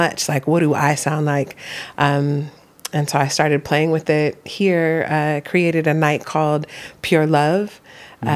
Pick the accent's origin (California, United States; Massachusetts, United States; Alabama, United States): California, United States; Oakland; moved away; also born or lived in Los Angeles; I grew up in Oakland, California.